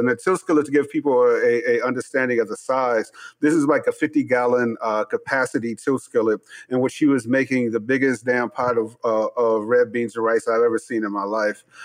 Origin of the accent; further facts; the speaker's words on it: Chicago, Illinois, United States; I'm from Chicago.